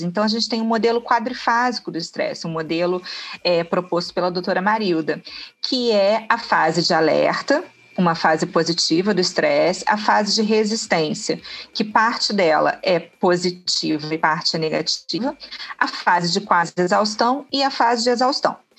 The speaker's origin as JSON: {"language": "Portuguese", "region": "Rio de Janeiro", "country": "Brazil", "tie": "born or raised there", "lives_now": "Niterói, Brazil", "said": "Nasci no Rio, né? No Rio de Janeiro, na capital. Rodei um pouquinho, né? O estado e vim parar aqui em Niterói."}